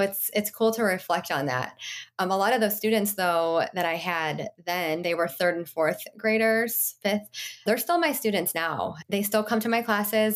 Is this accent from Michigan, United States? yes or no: yes; Michigan, United States; I grew up in Michigan with my mom and my dad